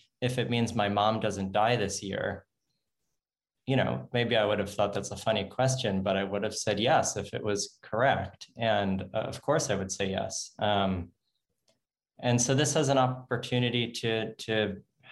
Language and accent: English; United States; I'm American. I live in the United States